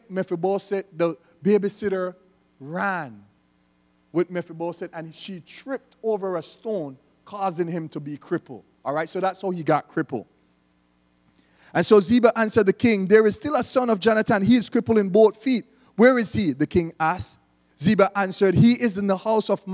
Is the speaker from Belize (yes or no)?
yes; Belize; we don't pronounce the TH in Belize